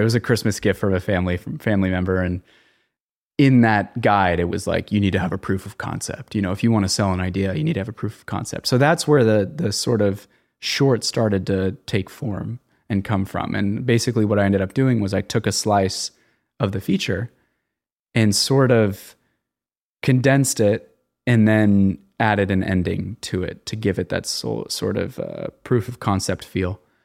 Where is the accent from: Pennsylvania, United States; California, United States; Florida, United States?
California, United States; Los Angeles; I'm from the San Fernando Valley